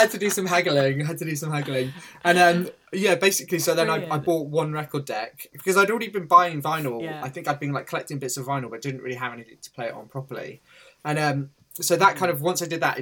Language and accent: English; Torquay, South West England, United Kingdom; So I grew up in Torquay in Devon, which is a gorgeous like seaside town